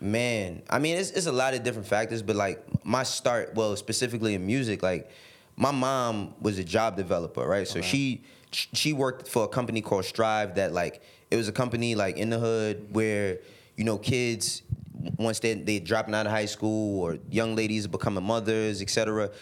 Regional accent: New York City, New York, United States; also born or lived in Harlem, New York City; I, I, was born and raised in the Bronx, but I moved to Harlem when I was twelve

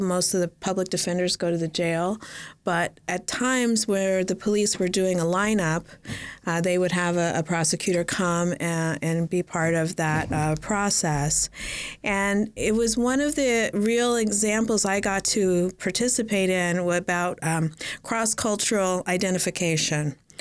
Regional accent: Las Vegas, Nevada, United States; moved away as an adult; also born or lived in Los Angeles / California; I grew up in Las Vegas. I was born here in Los Angeles, and we moved to Las Vegas when I was three year o, three years old.

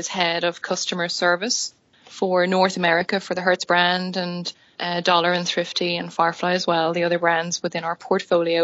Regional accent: Dublin, Leinster, Ireland; moved away as an adult; now in Oklahoma City, United States; I am from Dublin. Dublin, Irish born and bred, and have lived the majority

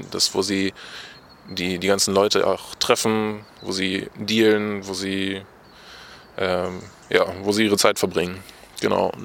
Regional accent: Diepenau, Lower Saxony, Germany; Okay, also … ich komme aus Diepenau, das liegt äh, in Niedersachsen, in der Nähe von Espelkamp, also direkt an der Grenze.

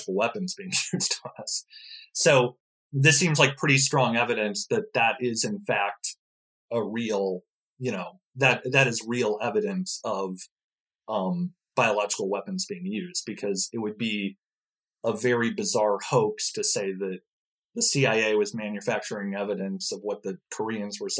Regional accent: St. Louis, Missouri, United States; St. Louis, my hometown

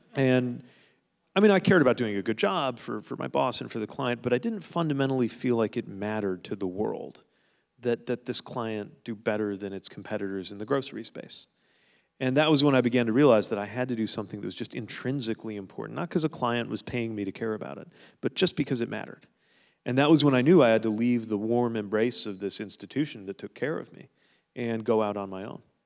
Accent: South Bend, Indiana, United States; my hometown, the city of South Bend

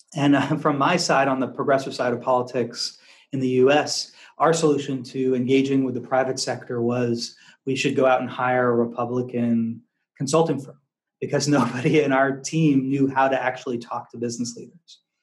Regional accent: outside of Boston, Massachusetts, United States; also born or lived in Washington D.C. / San Francisco, California / Louisville, Kentucky / Arkansas; now in Singapore; I grew up in Massachusetts, outside of Boston

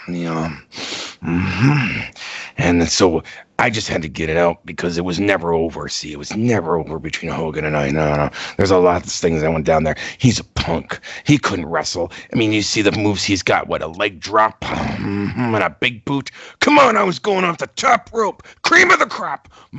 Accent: St. Petersburg, Florida, United States; You know, I've been working with boxers in my hometown of St. Petersburg

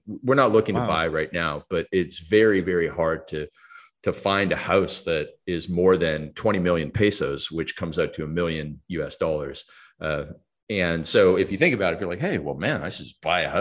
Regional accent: Stratford, Ontario, Canada; moved away as an adult; now in Mexico; I was born and raised in Stratford, Ontario, Canada

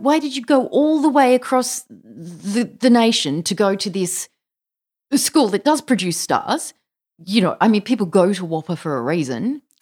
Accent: Australia; an Australian child of the nineteen seventies and eighties

